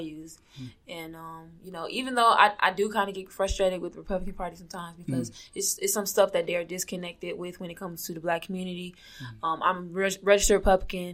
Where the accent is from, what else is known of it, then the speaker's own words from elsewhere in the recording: Orlando, Florida, United States; moved away as an adult; I was born and raised in Orlando, Florida